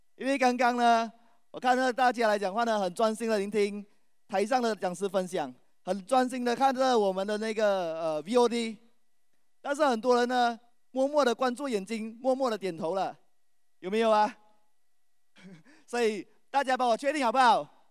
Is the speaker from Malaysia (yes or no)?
yes; Malaysia; 我来自马来西亚